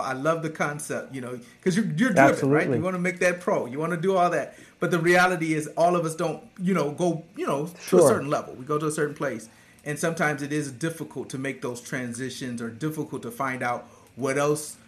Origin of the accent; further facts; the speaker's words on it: Michigan, United States; I grew up in Michigan.